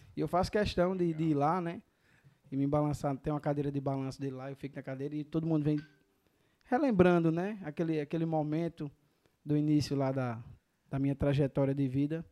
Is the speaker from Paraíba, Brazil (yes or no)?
yes; Catolé do Rocha, Paraíba, Brazil; Sou paraibano, Catolé do Rocha